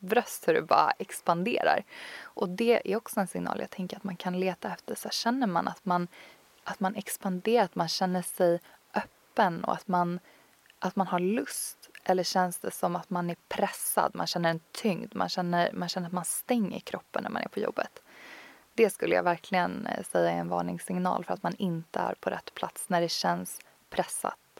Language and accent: Swedish; Tyresö, Stockholm County, Sweden; also born or lived in Copenhagen, Denmark; en fantastisk yogastudio som ligger ute i Tyresö, där jag kommer ifrån